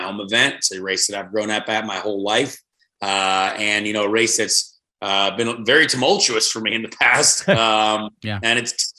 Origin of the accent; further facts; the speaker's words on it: Indiana, United States; I am the only, born and raised kid from Indiana